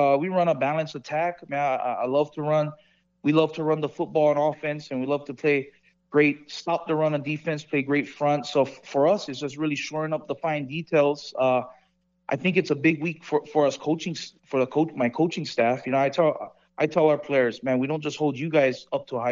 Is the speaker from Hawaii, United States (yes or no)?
yes; Hawaii, United States; moved away as an adult; now in Las Vegas, United States; I'm from Hawaii. You know, I wear my culture on my sleeve, and I'm proud where I'm from